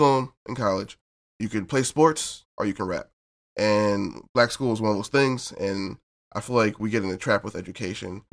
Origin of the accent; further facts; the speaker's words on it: New Jersey, United States; I'm from South Jersey, Lane County